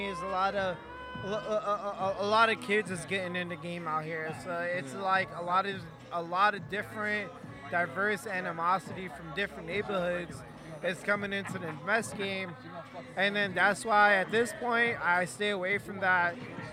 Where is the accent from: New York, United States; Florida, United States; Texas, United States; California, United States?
New York, United States; moved away as an adult; also born or lived in San Francisco / Milwaukee; growing up in New York.